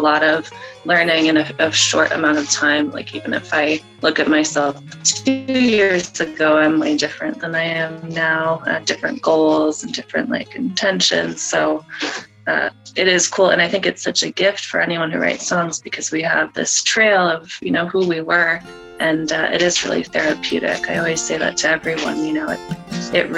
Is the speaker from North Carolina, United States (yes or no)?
no; Connecticut, United States; moved away as an adult; also born or lived in California; I'm in Connecticut. So I'm from Connecticut. My family lives here